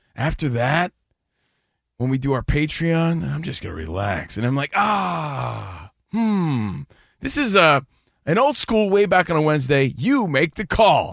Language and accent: English; United States; also born or lived in New Jersey / New York; now in Los Angeles, United States; we're from New Jersey and New York. We're from the East Coast, but we live out here